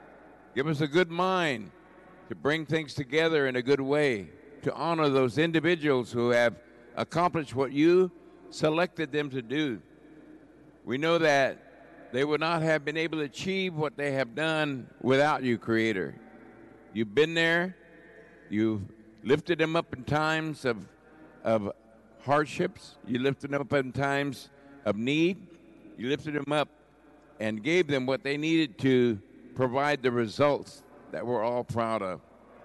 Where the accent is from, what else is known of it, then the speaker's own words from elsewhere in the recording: Oklahoma, United States; now in San Francisco, United States; I'm from the Kiowa Muscogee Creek tribes from Oklahoma, relocated here in San Francisco in 1962, and did most of my work here in the community, part of this community